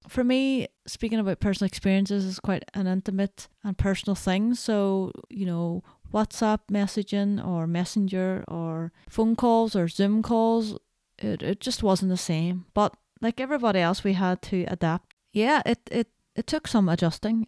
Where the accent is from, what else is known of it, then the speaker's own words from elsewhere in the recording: Northern Ireland, United Kingdom; growing up in Northern Ireland, there are things that are, you know, very specific to the culture here